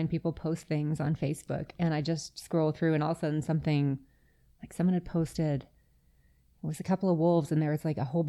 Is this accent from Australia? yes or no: no; Yellowknife, Northwest Territories, Canada; now in Calgary, Canada; I am originally from Yellowknife. I ended up in Alberta on my own. My family traveled a lot.